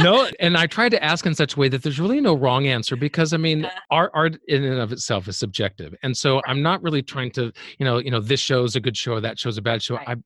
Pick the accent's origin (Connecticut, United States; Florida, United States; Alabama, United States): Alabama, United States; Birmingham; moved away as an adult; now in New York, United States; I'm originally from Birmingham, Alabama